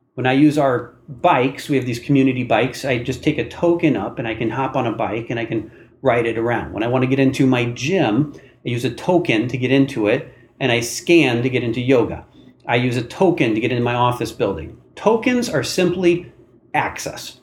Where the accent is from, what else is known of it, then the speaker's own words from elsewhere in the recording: Iowa, United States; I was born and raised in Iowa, which is one of the smaller states in the, the country by population in the middle of the country